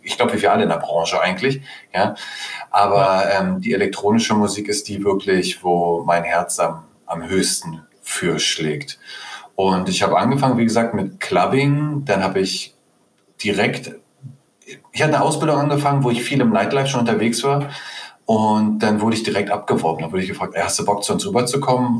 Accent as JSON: {"language": "German", "region": "Berlin", "country": "Germany", "tie": "born or raised there", "said": "Also ich bin einer der wenigen echten Berliner hier. Das heißt, ich bin hm. in Berlin geboren und aufgewachsen."}